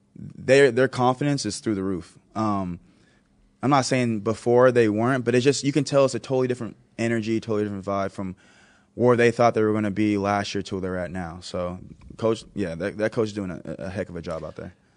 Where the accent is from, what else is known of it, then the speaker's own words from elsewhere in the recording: Texas, United States; now in Buffalo, United States; I am from Texas, I live in Buffalo